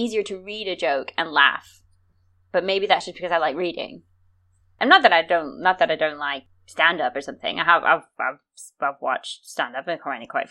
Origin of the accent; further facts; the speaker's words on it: United States; I'm American